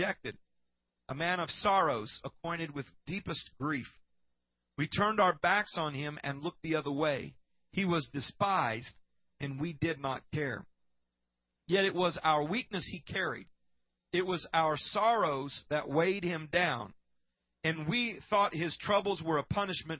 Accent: Iowa, United States; A church that I grew up in Iowa, as a little boy

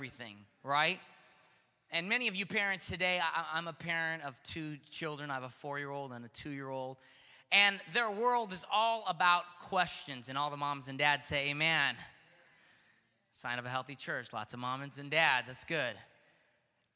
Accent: Stockton, California, United States; Growing up in Stockton was a very unique experience.

